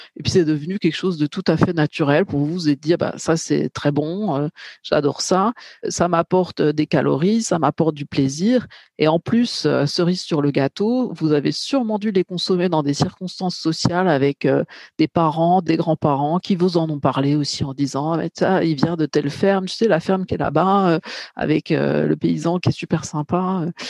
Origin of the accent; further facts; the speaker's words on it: Bourgogne-Franche-Comté, France; je suis plutôt de Bourgogne-Franche-Comté